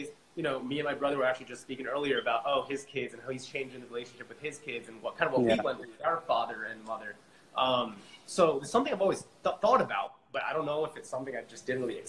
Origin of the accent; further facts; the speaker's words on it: Philadelphia, Pennsylvania, United States; moved away as an adult; now in Harrisburg, United States; I'm originally from Philadelphia, but right now I'm in Harrisburg